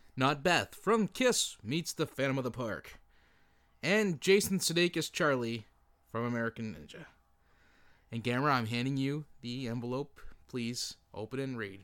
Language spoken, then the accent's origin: English; Canada; we're from Canada